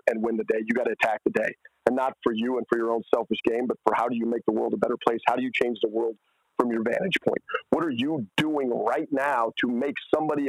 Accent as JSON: {"language": "English", "region": "Wyoming", "country": "United States", "said": "Wyoming in my home state"}